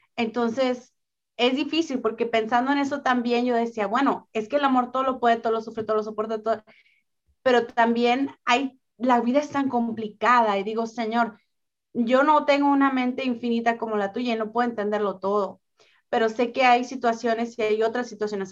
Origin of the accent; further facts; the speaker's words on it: northern Mexico, Mexico; yo soy del norte de México